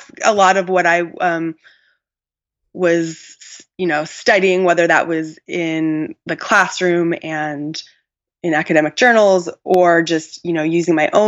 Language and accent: English; Tucson, Arizona, United States; I grew up in Tucson, Arizona